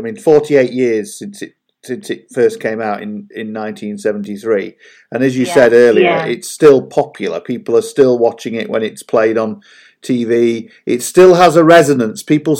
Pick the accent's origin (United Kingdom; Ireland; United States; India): United Kingdom; That's part of being British, isn't it?